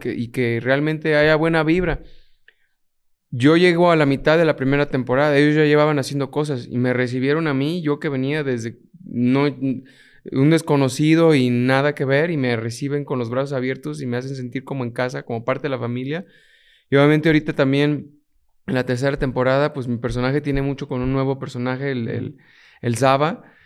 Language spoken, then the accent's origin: Spanish; Mexico; also born or lived in Puerto Rico; me toca trabajar y representar a alguien mexicano, latino